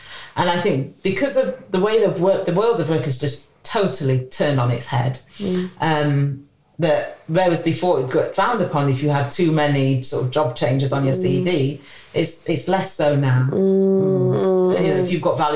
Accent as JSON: {"language": "English", "town": "Sheffield", "region": "Yorkshire and the Humber", "country": "United Kingdom", "said": "I'm originally from Sheffield"}